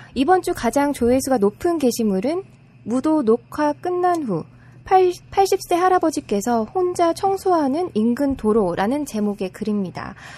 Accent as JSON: {"language": "Korean", "region": "Gyeongsang", "country": "South Korea", "said": "제가 또 경상도 사람이다 보니까"}